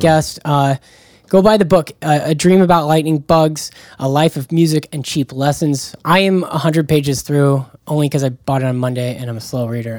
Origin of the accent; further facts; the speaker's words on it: Jacksonville, Florida, United States; I'm from Jacksonville, Florida.